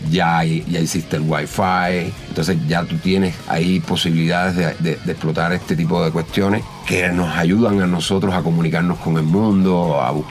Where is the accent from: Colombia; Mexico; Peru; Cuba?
Cuba; de la banda cubana